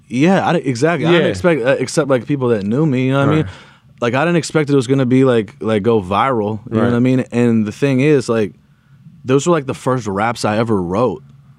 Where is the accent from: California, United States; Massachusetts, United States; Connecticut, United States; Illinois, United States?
California, United States; Los Angeles; I grew up, you know what I'm saying? I grew up in America in the 90s.